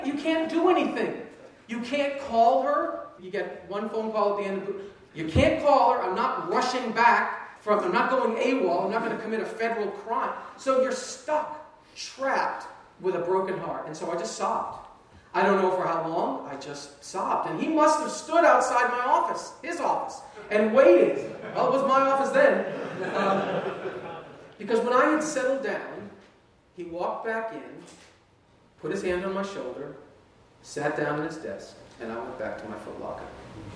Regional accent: Massachusetts, United States; I'm from Massachusetts.

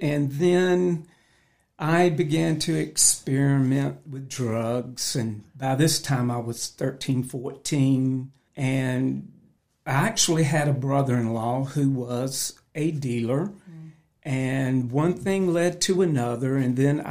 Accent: North Carolina, United States; I grew up in North Carolina.

